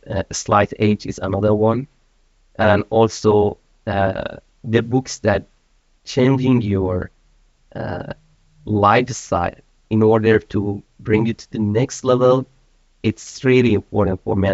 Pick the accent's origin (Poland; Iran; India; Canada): Iran; moved away as an adult; also born or lived in Malaysia; now in Sweden; I'm from Iran. I've been in Sweden for one and a half year. Prior to that, I was living in Malaysia for uh, about 15 years